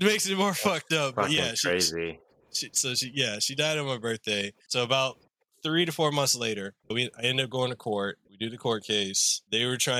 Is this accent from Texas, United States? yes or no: no; Hawaii, United States; I'm local. I am Hawaiian, Samoan, Tongan, as well as black and Italian